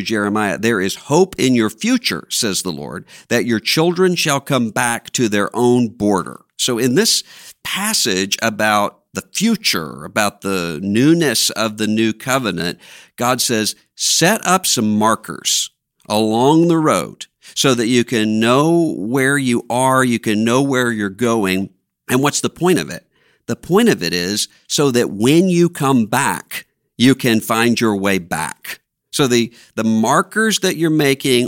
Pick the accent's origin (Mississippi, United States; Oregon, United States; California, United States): Mississippi, United States; Biloxi; born or raised there; moved away